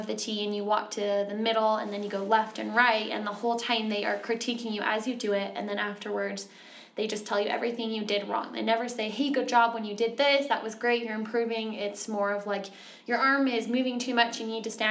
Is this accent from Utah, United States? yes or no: yes; Utah, United States; also born or lived in Texas / California; I grew up here in Utah for most of my life, but I've lived in Texas and California